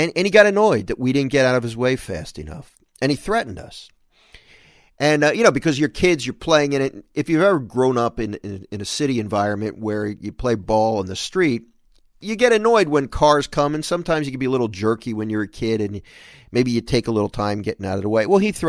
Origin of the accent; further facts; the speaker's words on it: Philadelphia, Pennsylvania, United States; this is a memorable story for me of growing up in Philadelphia, and we were playing on the street